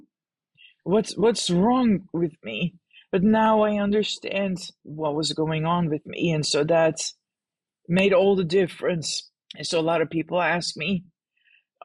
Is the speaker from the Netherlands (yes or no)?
yes; Netherlands; moved away; I grew up in the Netherlands